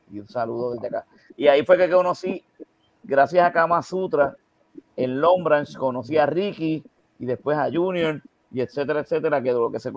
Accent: Camuy, Puerto Rico; yo soy de Camuy

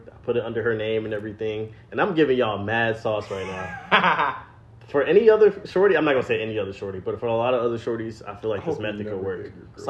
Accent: Atlanta, Georgia, United States; like I'm from Atlanta. Like, what's up?

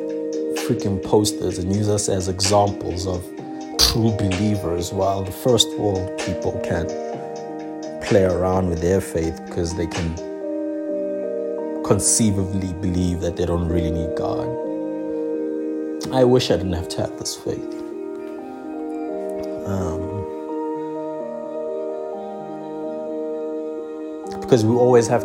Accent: South Africa; being black and being South African

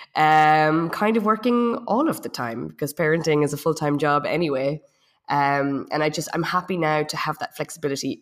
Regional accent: Ireland; moved away as an adult; also born or lived in south of France; now in France; I'm from Ireland. I've been in France for about ten years.

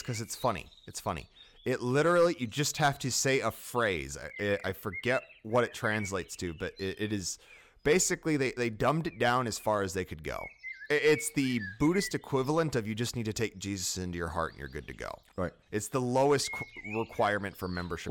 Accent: United States; I'm American

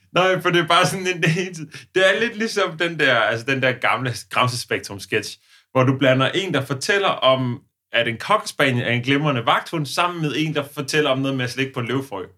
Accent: Odense, Southern Denmark, Denmark; hvor vi kommer fra, for eksempel. Der var jo ude i den forstad til Odense

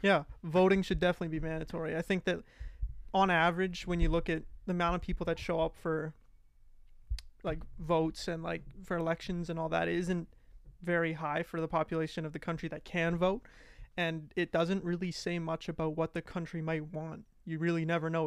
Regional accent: Alberta, Canada; moved away; I'm from Alberta.

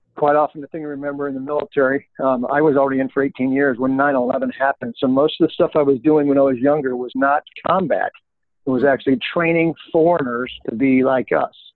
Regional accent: Colorado Springs, Colorado, United States; moved away as an adult; I grew up in Colorado.

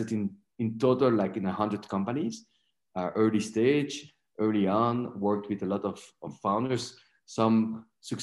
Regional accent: Belgium; moved away as an adult; also born or lived in Canada; now in Mexico; Originally, I was born and raised in Belgium. And I moved to Mexico back in 2002. Straight after I finished my master in business administration in Belgium.

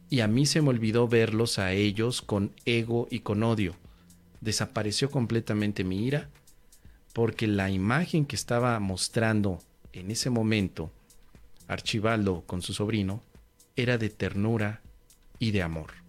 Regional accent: Tangamandapio, Michoacán, Mexico; regresaba en automóvil en mi carro de haber ido a mi pueblo natal, Tangamandapio. Un pueblito bellísimo, arrebolado en sus calles, con un lago y un estanque tan precioso. Tangamandapio, mi pueblo natal.

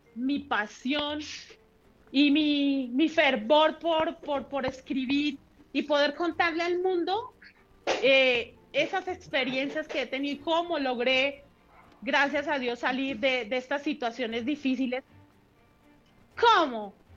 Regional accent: Puente Nacional, Santander, Colombia; mi historia empieza eh, hace algunos años por allí en Puente Nacional Santander

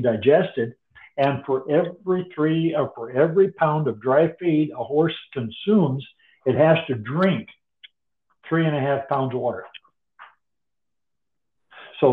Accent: North Dakota, United States; I grew up in North Dakota with draft horses

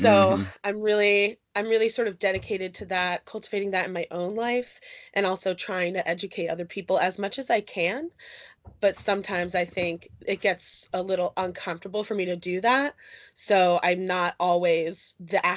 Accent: Northeast Pennsylvania, United States; moved away as an adult; I am originally from Northeast Pennsylvania. Since I left there for college, I have bounced around the United States a lot

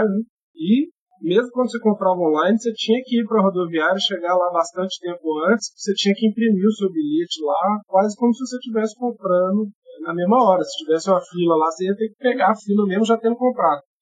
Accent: Belo Horizonte, Minas Gerais, Brazil; Eu sou de BH, assim como você

